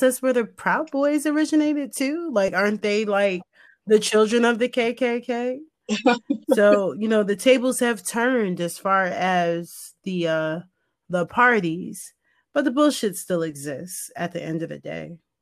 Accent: United States; we're American

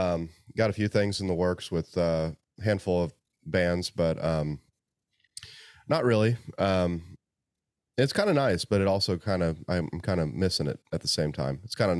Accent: Indiana, United States; one of my most favorite people is in my home state and on the way home to see my parents. So, you know, Indiana.

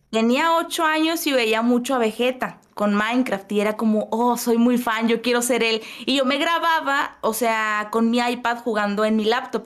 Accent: Monterrey, Nuevo León, Mexico; soy de Monterrey, Nuevo León, México

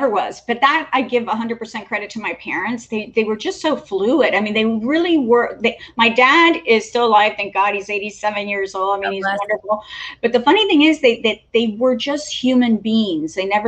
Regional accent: Cuba; born there; although I was born in Cuba, my parents never lived in a Cuban neighborhood or a Spanish neighborhood.

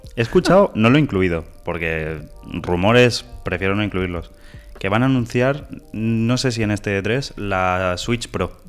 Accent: Terrassa, Catalonia, Spain; somos dos chavales de Tarrasa la capital del Vallés

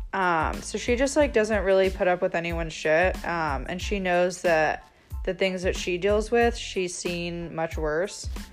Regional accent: United States; I'm from the United States

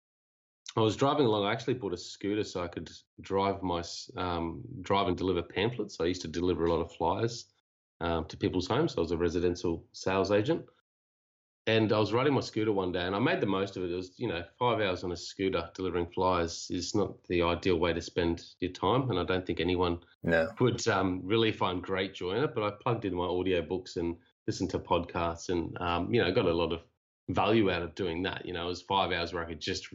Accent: Cairns, Queensland, Australia; moved away as an adult; also born or lived in Japan; I'm from Cairns, originally Australia.

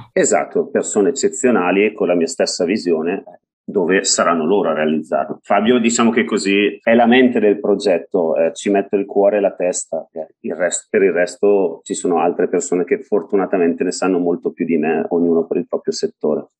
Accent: Bergamo, Lombardy, Italy; Io sono di Bergamo, sono di Bergamo.

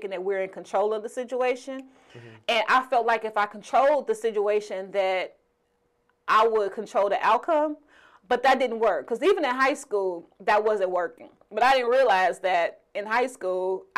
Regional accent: Chicago, Illinois, United States; We're from Chicago

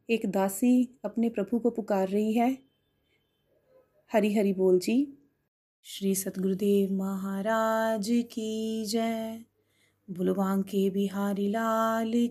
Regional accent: Mukerian, Punjab, India; मैं मुकेरिया से हूँ मैंने गोलोक एक्सप्रेस 2021 में ज्वाइन किया

